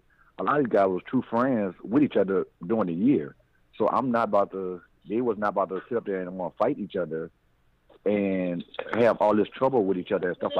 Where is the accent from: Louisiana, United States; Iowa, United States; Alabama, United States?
Louisiana, United States; New Orleans; this little neighborhood that I grew up in, it was an uptown area called Second and Drive.